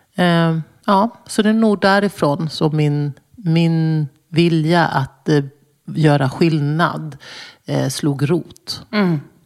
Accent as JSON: {"language": "Swedish", "region": "Småland", "country": "Sweden", "tie": "born or raised there", "also_born_or_lived": "Brussels", "moved": "yes", "said": "där jag växte upp mitt i skogen i Småland"}